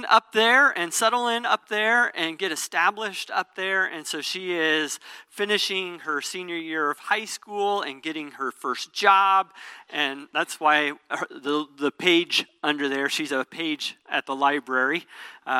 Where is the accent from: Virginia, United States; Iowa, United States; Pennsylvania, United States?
Iowa, United States; Southeast; moved away; also born or lived in Springfield, Missouri; I grew up like in Iowa, Southeast Iowa